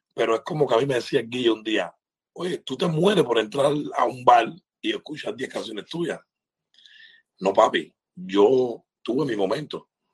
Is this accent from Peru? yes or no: no; Cuba; moved away; nosotros los artistas cubanos